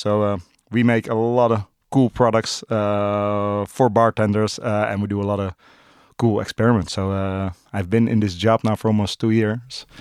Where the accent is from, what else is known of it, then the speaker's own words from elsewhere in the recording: Amsterdam, North Holland, Netherlands; born and raised in Amsterdam. Uh, still live in Amsterdam.